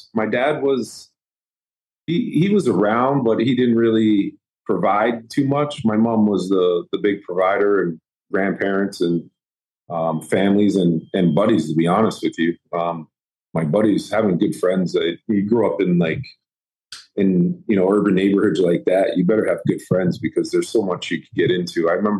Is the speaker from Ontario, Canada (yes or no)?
yes; Toronto, Ontario, Canada; Right downtown Toronto. Regent Park area.